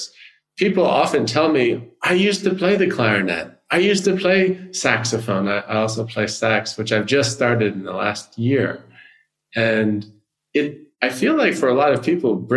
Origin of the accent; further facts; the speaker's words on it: New York, United States; growing up in the United States, I'm originally from New York